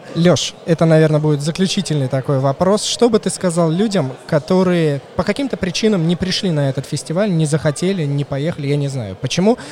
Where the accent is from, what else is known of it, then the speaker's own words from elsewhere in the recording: Moscow, Russia; я москвич